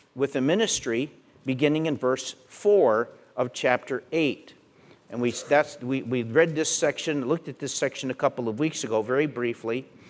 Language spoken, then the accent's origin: English; Pennsylvania, United States; Where I grew up in Pennsylvania, we told Pollock jokes